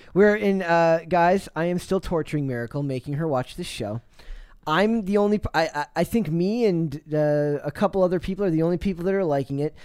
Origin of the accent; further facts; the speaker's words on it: United States; our voice as generic American voice number one